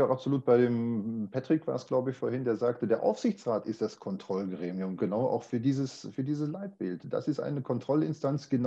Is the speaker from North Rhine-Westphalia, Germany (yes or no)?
yes; Gelsenkirchen, North Rhine-Westphalia, Germany; now in Munich, Germany; Ich komme auch aus Gelsenkirchen, ich bin dort gebürtig, ich lebe da aber nicht mehr